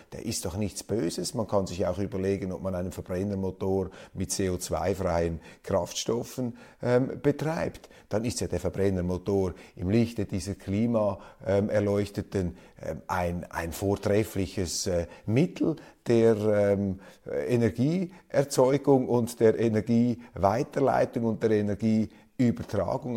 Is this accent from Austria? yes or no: no; Switzerland